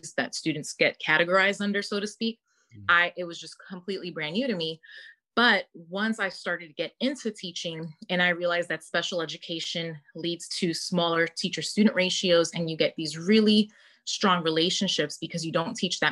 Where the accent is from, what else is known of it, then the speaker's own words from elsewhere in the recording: New York City, New York, United States; moved away as an adult; I was born and raised in Brooklyn, New York. I lived there basically until I was 27